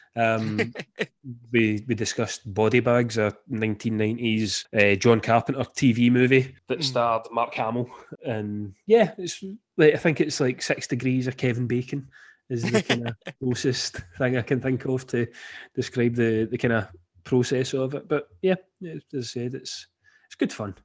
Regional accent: Scotland, United Kingdom; me being Scottish

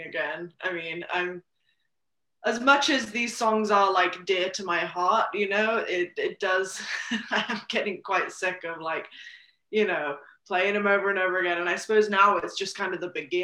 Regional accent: Gloucestershire, South West England, United Kingdom; moved away as an adult; now in Nashville, United States; I grew up primarily in England, and that's kind of where the farm was.

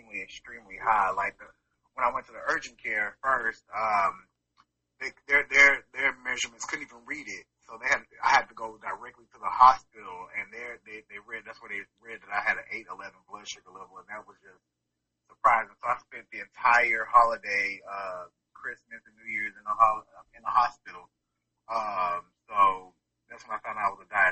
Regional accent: Georgia, United States; also born or lived in Winston-Salem, North Carolina / Daytona Beach, Florida; I'm originally from Winston-Salem, North Carolina, but I've been in Georgia since I was 6 years old.

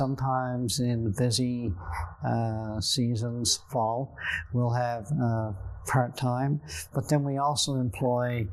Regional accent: Buchans, Newfoundland and Labrador, Canada; also born or lived in Grand Falls-Windsor; Growing up in Central and Buchans

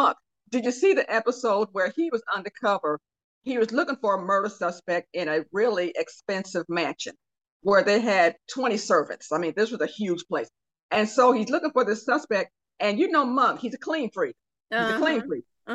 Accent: Decatur, Illinois, United States; now in Texas, United States; I hail from Decatur, Illinois. That's where I was born and raised.

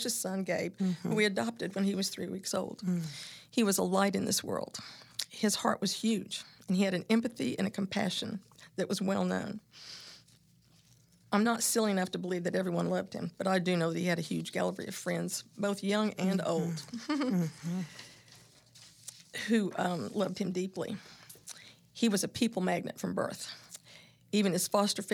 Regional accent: Oklahoma City, Oklahoma, United States; I was raised in South Oklahoma City

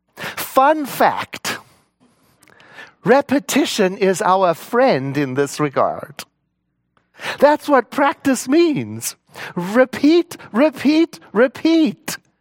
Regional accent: South Africa; I was born in South Africa in nineteen sixty-one

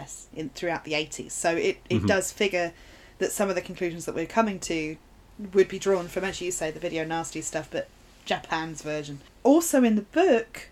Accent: United Kingdom; we're being super British

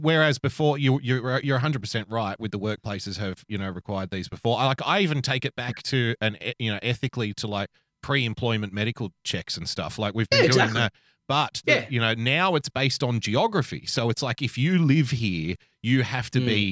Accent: Sydney, New South Wales, Australia; I grew up in Western Sydney

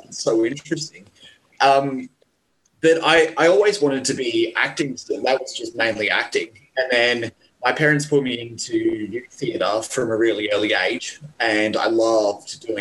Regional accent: Perth, Western Australia, Australia; moved away as an adult; now in Sydney, Australia; I moved from Perth to Sydney

